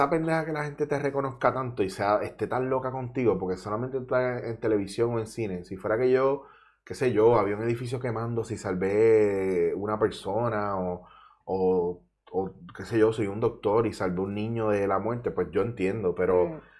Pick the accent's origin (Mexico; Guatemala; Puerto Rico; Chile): Puerto Rico; Mayagüez; moved away as an adult; also born or lived in Bronx, New York, United States / Ponce, Puerto Rico / Cabo Rojo, Puerto Rico; now in Barcelona, Spain; bueno, en verdad nací en el Bronx, me crié en Mayagüez